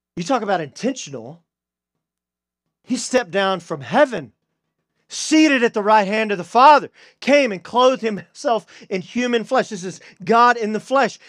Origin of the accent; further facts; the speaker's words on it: Deep East Texas, United States; I'm a redneck from Deep East Texas